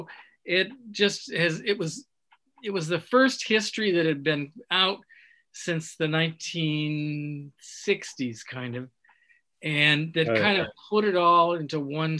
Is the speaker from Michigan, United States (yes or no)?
yes; Michigan, United States; moved away as an adult; also born or lived in Chicago, United States; now in Lake Forest, United States; I'm from the other side of the lake, from the Michigan side